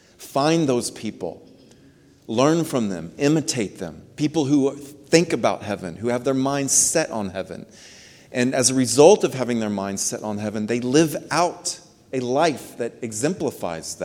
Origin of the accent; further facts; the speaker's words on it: United States; We are American citizens